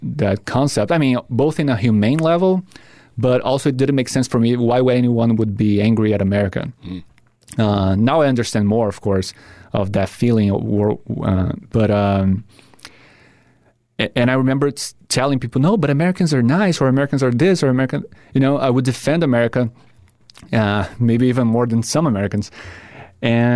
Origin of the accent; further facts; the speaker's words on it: Brazil; now in United States; I grew up with Friends, Seinfeld, back in Brazil